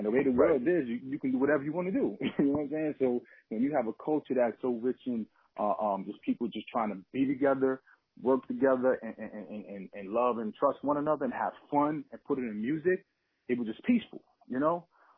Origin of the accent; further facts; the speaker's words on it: New York, United States; Oh, yeah, Lower East Side. Yeah, Lower East Side.